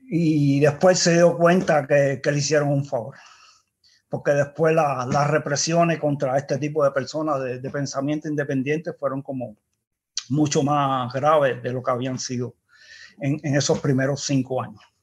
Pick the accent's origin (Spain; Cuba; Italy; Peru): Cuba; accent: Cuban; moved away; also born or lived in Denmark; nací en Dinamarca y de cinco meses me llevaron a Cuba